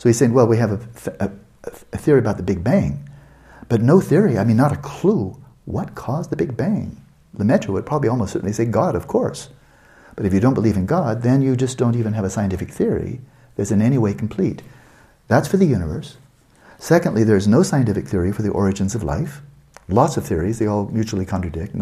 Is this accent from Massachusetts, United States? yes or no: no; Santa Barbara, California, United States; UC Santa Barbara, my hometown